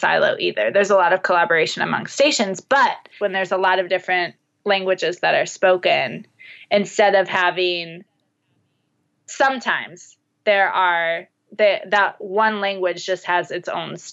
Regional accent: United States; I'm American

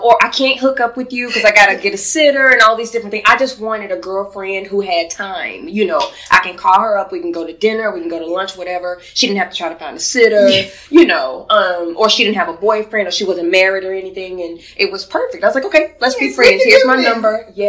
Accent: Louisiana, United States; I remember once I was at lunch with a lady, a girl from my hometown in Louisiana, and she invited one of her coworkers who brought a baby.

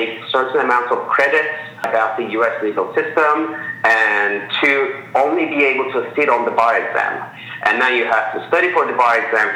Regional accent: Ankara, Turkey; moved away as an adult; now in San Francisco, United States; I was born and raised in Turkey, in the capital called Ankara

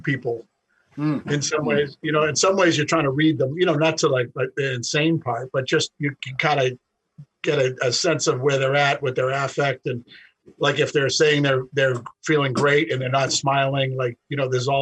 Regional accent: Boston, Massachusetts, United States; An Irish guy from Boston

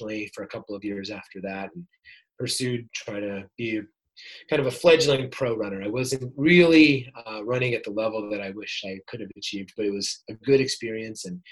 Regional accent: upstate New York, United States; moved away as an adult; also born or lived in Stanford, California; now in San Diego, United States; I grew up in upstate New York

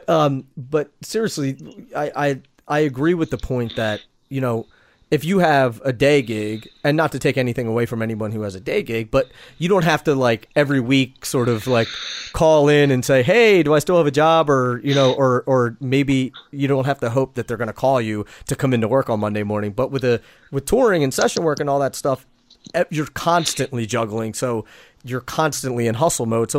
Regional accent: West Chester, Pennsylvania, United States; I grew up in Westchester, Pennsylvania

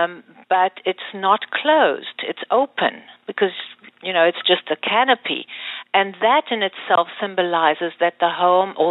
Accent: DR Congo; I was born in the Congo in a Jewish Sephardic family

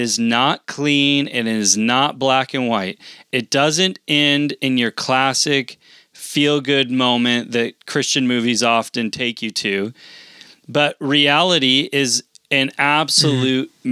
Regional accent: United States; as an American, and we live now on land that was taken from other people

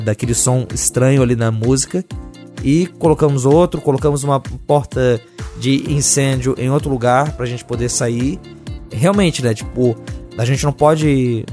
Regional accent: Brazil; nós, como brasileiros

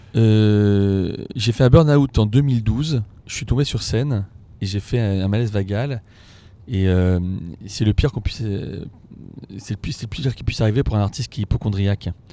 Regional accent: Paris, Île-de-France, France; je suis parisien

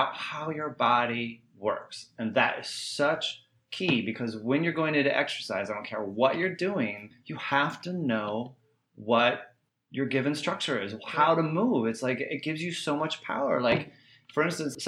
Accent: Indiana, United States; I grew up in Indiana

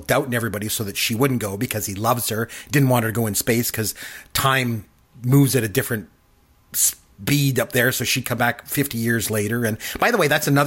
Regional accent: Canada; I'm Canadian

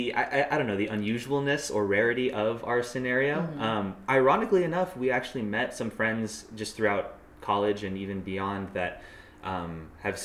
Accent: San Diego, California, United States; also born or lived in Boston; I live in San Diego, where I was raised. I was born in Boston, but moved here when I was very, very young

